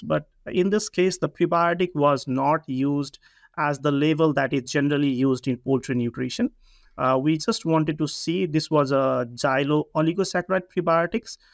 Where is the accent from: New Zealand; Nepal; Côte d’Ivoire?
Nepal; moved away as an adult; also born or lived in Hawaii, United States; I come from Nepal